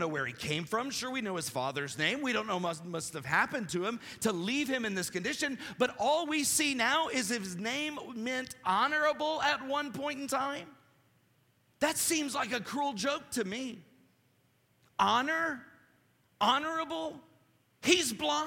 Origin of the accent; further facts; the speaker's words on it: Appalachia, United States; I'm Appalachian, so I don't say Greek terms well